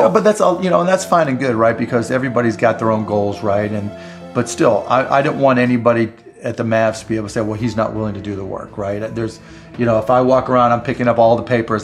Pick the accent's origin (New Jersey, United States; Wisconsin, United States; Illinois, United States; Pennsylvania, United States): Pennsylvania, United States; Pittsburgh; I grew up in Pittsburgh